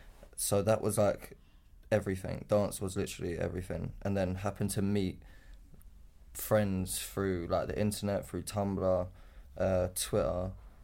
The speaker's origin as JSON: {"language": "English", "town": "Crawley", "region": "South East England", "country": "United Kingdom", "tie": "born or raised there", "said": "I grew up in a town called Crawley, which is like near Gatwick Airport."}